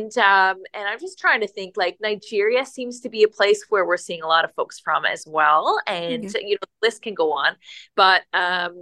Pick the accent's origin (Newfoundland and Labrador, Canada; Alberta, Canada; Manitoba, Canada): Newfoundland and Labrador, Canada; now in Richmond Hill, Canada; I'm originally from Newfoundland